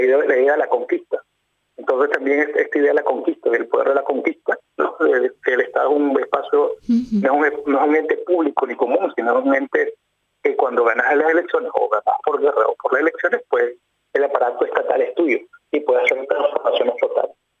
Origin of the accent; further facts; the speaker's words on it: León, Nicaragua; yo soy del lado de León, que estoy viviendo